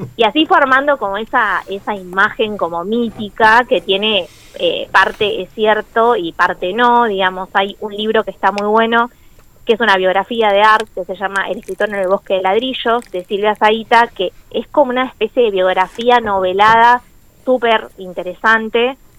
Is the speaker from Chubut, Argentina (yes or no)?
yes; Trelew, Chubut, Argentina; also born or lived in La Plata; soy acá de Trelew, estudié en La Plata